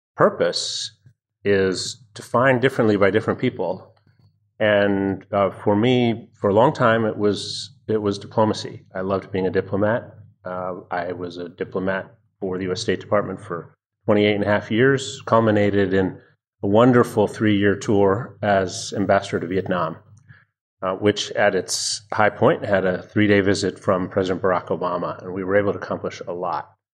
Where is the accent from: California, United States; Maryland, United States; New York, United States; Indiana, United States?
Maryland, United States; Annapolis; I grew up in Annapolis, Maryland